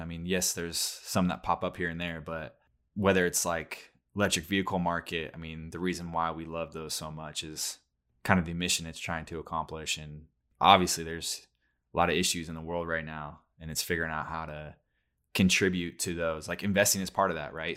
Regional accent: Oregon, United States; we grew up in Oregon

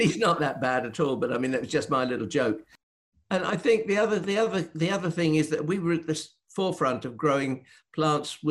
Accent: Northeast Norfolk, East of England, United Kingdom; I'm from Northeast Norfolk.

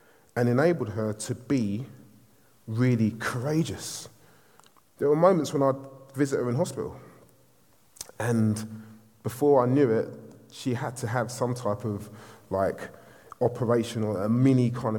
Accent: London, United Kingdom; I'm from Southeast London.

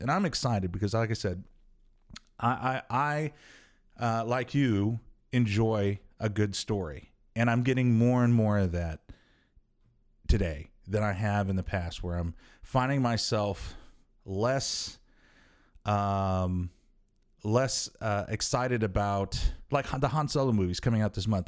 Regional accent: New Mexico, United States; now in Omaha, United States; growing up in New Mexico, we had the, the White Sands Theaters

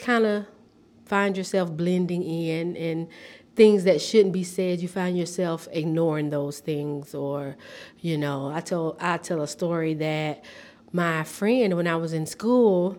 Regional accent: Repton, Alabama, United States; moved away as an adult; also born or lived in Tennessee; now in Nashville, United States; I'm from a very small town. Nobody knows it, but it's Repton, Alabama, and it's in the county of Conecuh

